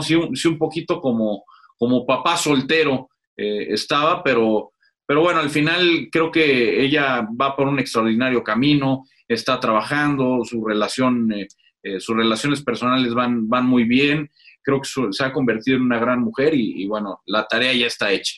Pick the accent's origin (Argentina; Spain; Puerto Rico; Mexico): Mexico; Aquí sí somos más mexicanos que el nopal